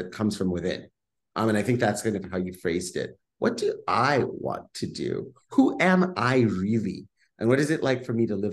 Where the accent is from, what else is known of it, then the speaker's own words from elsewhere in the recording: Kenya; moved away as an adult; now in Bay Area, United States; I grew up and was born and raised in Kenya and then came over to the Bay Area and haven't left yet